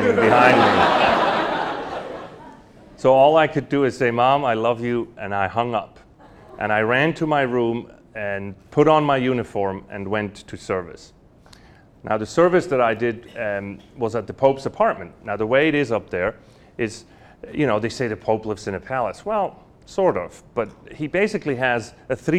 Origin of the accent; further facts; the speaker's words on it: Lucerne, Switzerland; moved away; I'm from Lucerne